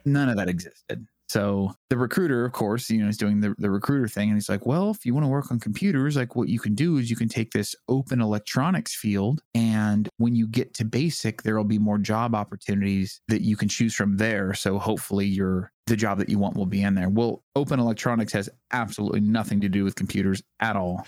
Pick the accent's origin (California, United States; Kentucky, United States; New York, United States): California, United States; San Diego; I grew up in San Diego